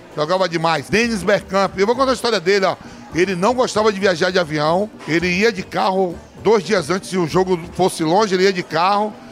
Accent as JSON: {"language": "Portuguese", "town": "Nazaré das Farinhas", "region": "Bahia", "country": "Brazil", "tie": "born or raised there", "moved": "yes", "lives_now": "São Paulo, Brazil", "said": "sou baiano"}